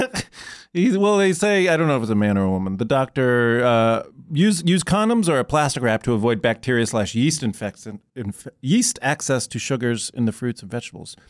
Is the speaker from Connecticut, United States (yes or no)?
no; Iowa, United States; I grew up in the Midwest